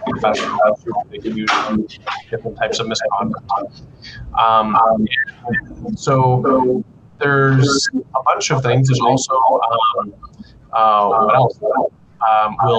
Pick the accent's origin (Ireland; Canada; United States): Canada; McLaughlin, Alberta; So I grew up in McLaughlin, which I don't know if some of you definitely know. It's just southwest of Lloydminster.